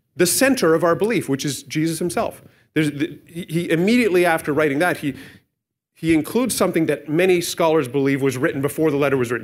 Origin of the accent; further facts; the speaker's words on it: Canada; we're Canadian. And I'm grateful to be a Canadian. It's my citizenship.